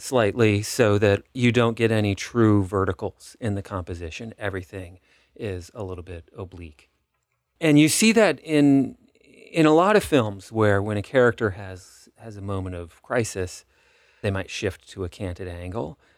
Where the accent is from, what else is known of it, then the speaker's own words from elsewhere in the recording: Los Angeles, California, United States; moved away; I grew up in Los Angeles